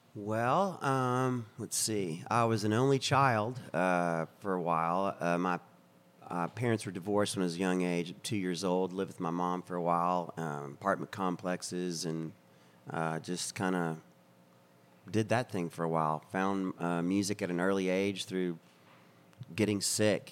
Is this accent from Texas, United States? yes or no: yes; Texas, United States; accent: Texan; we're from Texas